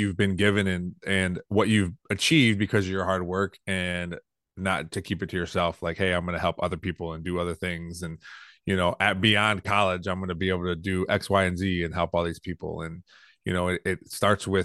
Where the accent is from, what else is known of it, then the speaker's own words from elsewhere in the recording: Toledo, Ohio, United States; also born or lived in Perrysburg, Ohio; Growing up in Toledo, I grew up in Toledo. I moved to Perrysburg when I was 14